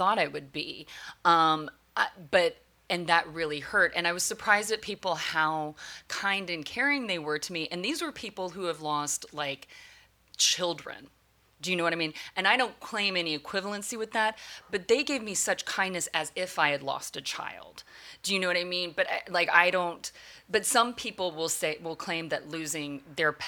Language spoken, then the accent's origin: English; the South, United States; growing up in the South, where the racism really is based on the color of your skin